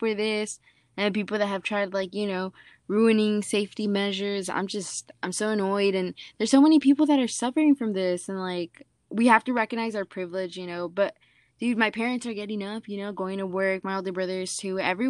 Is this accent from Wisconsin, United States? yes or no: no; San Diego, California, United States; moved away; I'm from San Diego.